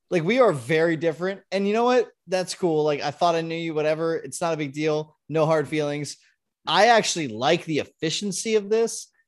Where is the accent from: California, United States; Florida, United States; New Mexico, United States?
California, United States; Southern; moved away as an adult; also born or lived in Ohio; I grew up in Southern California